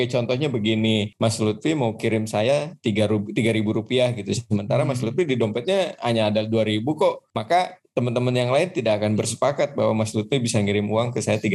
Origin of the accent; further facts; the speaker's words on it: Bandung, West Java, Indonesia; now in Lyon, France; aslinya sebenarnya dari Bandung tepatnya di Win Bandung home base saya gitu kan